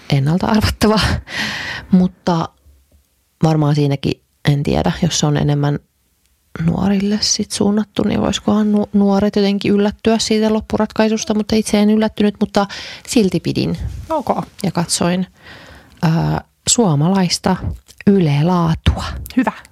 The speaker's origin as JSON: {"language": "Finnish", "country": "Sweden", "said": "Kato, kun mä, mä ruotsalaisena niin tiedän kaikki."}